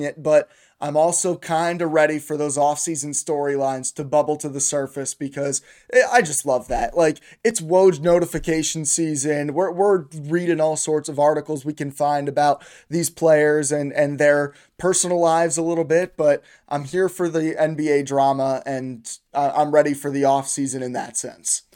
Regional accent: United States; as an American

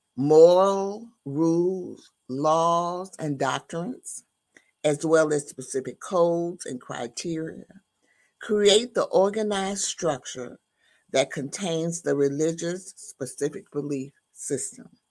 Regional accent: the South, United States; grew up in the Baptist and the Methodist churches, uh, in the South because I am from the South

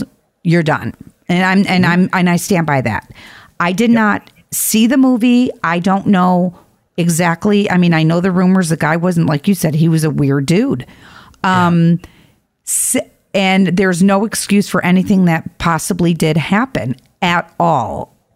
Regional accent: Chicago, Illinois, United States; We're from Chicago

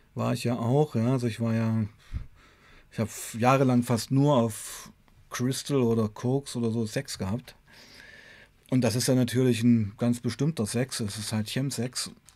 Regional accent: Weißenfels, Saxony-Anhalt, Germany; bei uns in Weißenfels war damals eine ganz starke Heroinszene

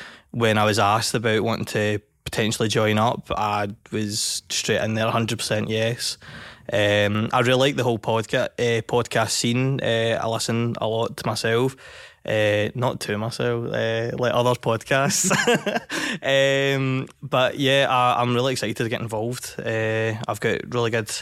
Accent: Dreadcom, Scotland, United Kingdom; I am a musician from Dreadcom

